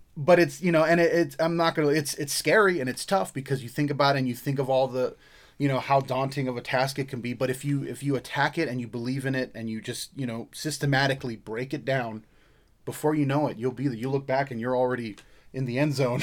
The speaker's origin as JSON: {"language": "English", "region": "Hawaii", "country": "United States", "tie": "born or raised there", "moved": "yes", "said": "I'm not Samoan. I'm not Hawaiian. I grew up in Hawaii"}